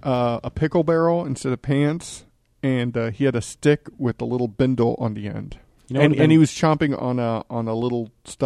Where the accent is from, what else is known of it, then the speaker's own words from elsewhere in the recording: Corpus Christi, Texas, United States; my hometown Corpus